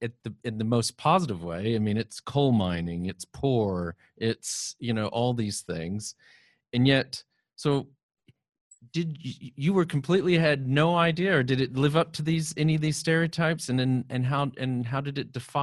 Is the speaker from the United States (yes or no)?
yes; Texas, United States; moved away; But I'm originally from Texas